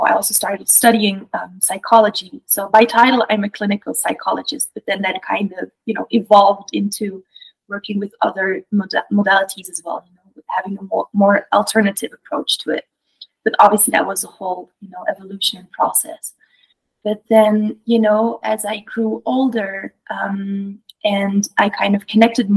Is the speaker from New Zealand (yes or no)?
no; Belgium; moved away; I grew up in Europe. I'm originally from Belgium